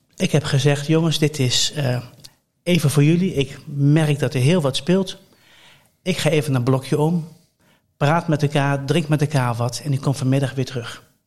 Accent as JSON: {"language": "Dutch", "town": "Colmschate", "region": "Overijssel", "country": "Netherlands", "tie": "born or raised there", "said": "Ik ben opgegroeid in Kolmsgaat. Dat is een, dat is een dorp bij Deventer"}